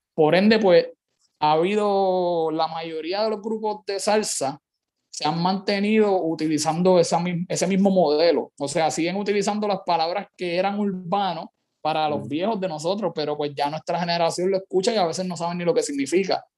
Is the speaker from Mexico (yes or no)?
no; Carolina, Puerto Rico; soy, soy de Carolina, es lo primero. Yo soy salsero, pero pues sí de Carolina